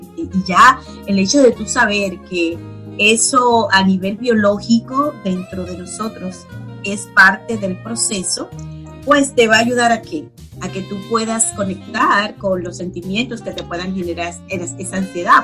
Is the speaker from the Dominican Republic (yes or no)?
yes; Dominican Republic; moved away as an adult; now in United States; yo migré de mi país soy dominicana